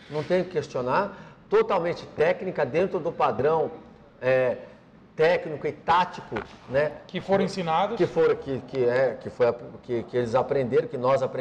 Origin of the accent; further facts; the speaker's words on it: Paraíba, Brazil; Um abraço a todos os meus conterrâneos baianos, que eu sou lá da Paraíba, né?